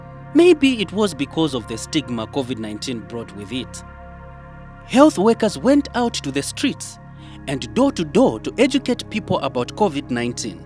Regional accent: Eastern DRC, DR Congo; I come from Eastern DRC

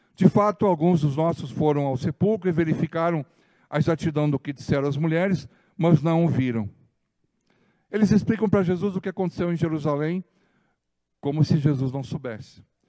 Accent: Ijuí, Rio Grande do Sul, Brazil; quando eu era criança pequenininha lá em Juí

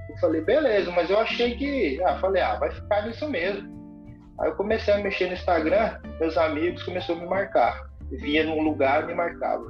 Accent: Lages, Santa Catarina, Brazil; moved away; eu sou natural de Santa Catarina, cara. sou de Lages.

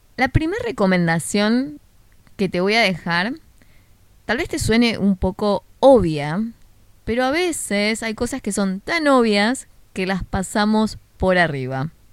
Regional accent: Buenos Aires, Argentina; de Argentina, en el de Buenos Aires específicamente, de donde soy yo

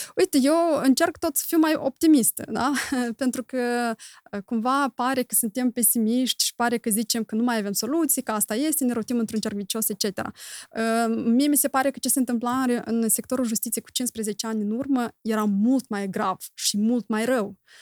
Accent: Moldova; noi doar în Moldova, noi trăim

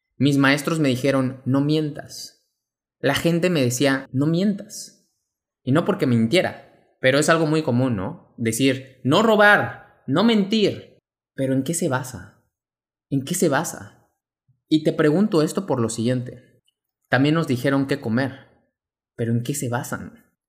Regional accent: Mexico; mexicano, emprendedor y empresario

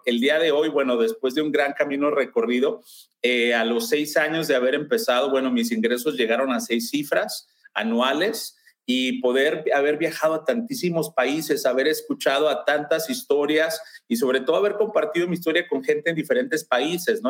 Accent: Mexico; now in Lakewood, United States; yo soy mexicano, si ya se alcanzaron a percatar del acento, y, tengo eh, eh, ya la mayor parte de mi vida en Estados Unidos

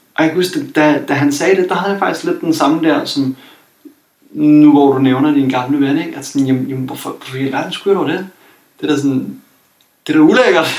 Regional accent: Copenhagen, Capital Region of Denmark, Denmark; jeg kommer fra København

